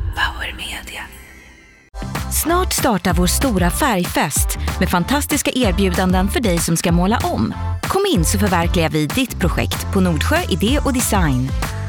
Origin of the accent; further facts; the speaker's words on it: Luleå, Norrbotten County, Sweden; jag är Luleåbo